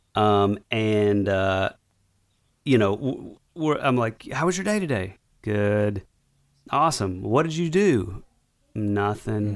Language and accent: English; North Georgia, United States; we're from North Georgia